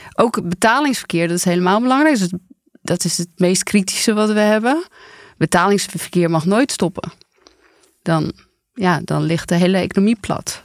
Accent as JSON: {"language": "Dutch", "region": "Randstad", "country": "Netherlands", "said": "ik kom gewoon uit de Randstad"}